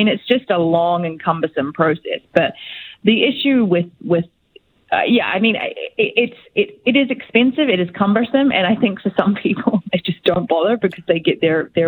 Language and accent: English; New Zealand; moved away as an adult; now in Canada; I'm from New Zealand